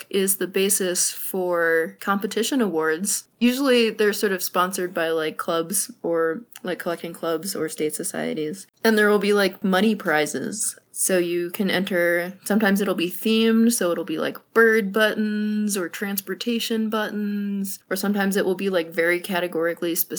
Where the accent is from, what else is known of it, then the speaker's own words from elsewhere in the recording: Connecticut, United States; moved away; I grew up in Connecticut, so not too far from y'all